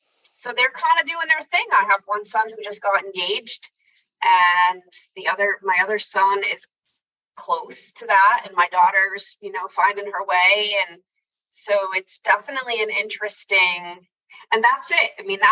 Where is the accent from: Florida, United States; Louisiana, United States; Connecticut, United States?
Connecticut, United States; Now that I don't live in Connecticut, I miss it. I miss the change of seasons.